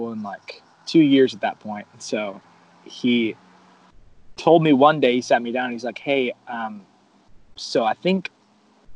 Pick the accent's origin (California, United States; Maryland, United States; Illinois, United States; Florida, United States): Florida, United States; South; moved away as an adult; also born or lived in Virginia; I'm from South Florida, so going out of state to college was like not an option for me personally. We didn't have a ton of money growing up